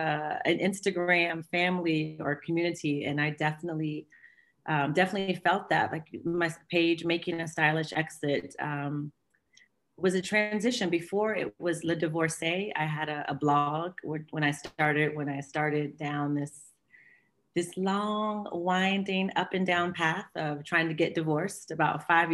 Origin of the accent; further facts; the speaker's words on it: Washington, District of Columbia, United States; moved away as an adult; now in Geneva, Switzerland; I'm from the States, from Washington, D.C. I've been living in Geneva, 16 years.